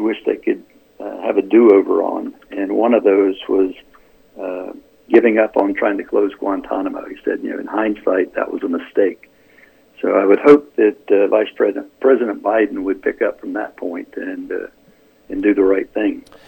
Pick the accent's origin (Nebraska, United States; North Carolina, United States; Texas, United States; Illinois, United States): North Carolina, United States; when I grew up in North Carolina, we had good schools, and I'm a proud uh, product of the North Carolina public education system